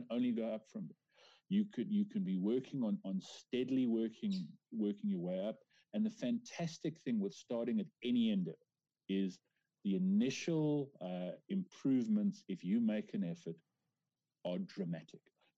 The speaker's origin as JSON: {"language": "English", "country": "South Africa", "said": "as a South African man"}